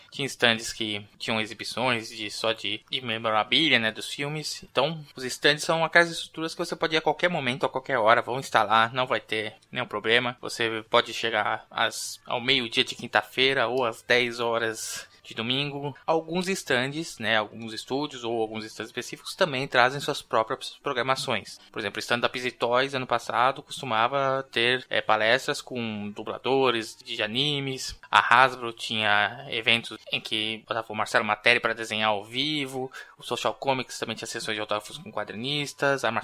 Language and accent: Portuguese; Rio de Janeiro, Brazil; sou do Rio de Janeiro